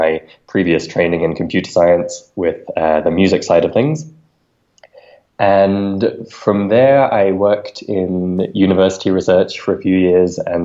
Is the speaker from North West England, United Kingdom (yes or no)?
no; London, United Kingdom; moved away as an adult; also born or lived in Ecuador; now in Mexico City, Mexico; I'm originally from London and lived most of my life in the UK